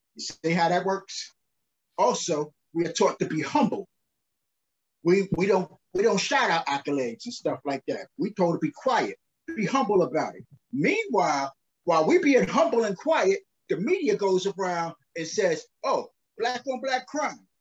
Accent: New York City, New York, United States; also born or lived in Brownsville, Brooklyn, New York; I grew up in uh South Jamaica, Queens, New York

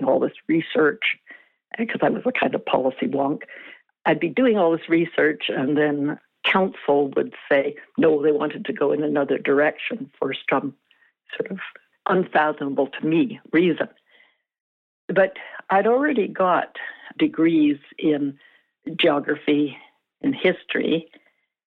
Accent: Vancouver, British Columbia, Canada; the city that I grew up

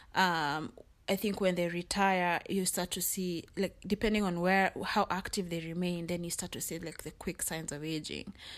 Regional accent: Kenya; now in United States; in Kenya there's so many languages, which is a good thing because you learn so many languages, but I wasn't fluent in my mom's like my mother tongue

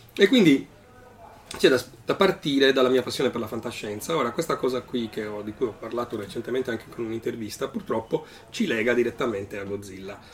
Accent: Cagliari, Sardinia, Italy; moved away; also born or lived in Alghero / Milan; sono nato in Sardegna, sono nato ad Alghero, una città nella quale non ho mai abitato, perché sono abitato a Cagliari, poi ho abitato a Milano

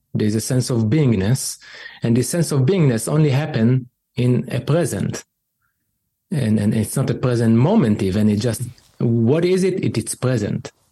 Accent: Israel; growing up in Israel

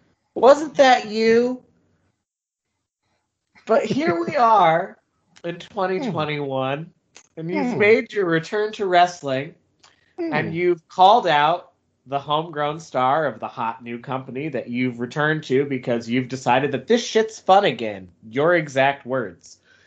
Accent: North Carolina, United States; I'm from North Carolina

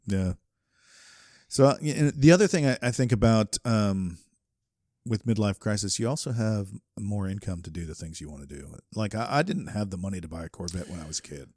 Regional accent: Southeast, United States; I grew up in the Southeast

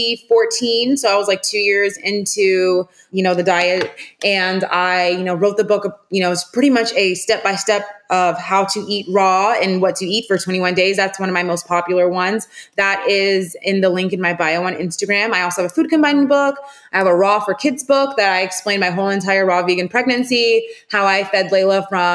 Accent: Charleston, United States; now we do deliveries. So anywhere locally, Charleston, we're delivering

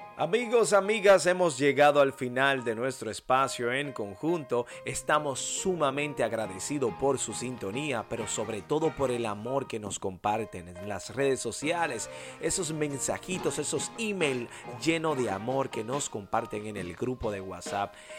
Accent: Dominican Republic; nuestro país, la República Dominicana

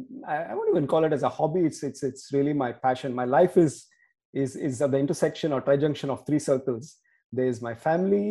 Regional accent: Bangalore, Karnataka, India; I grew up in Bangalore, the 80s kid in Bangalore

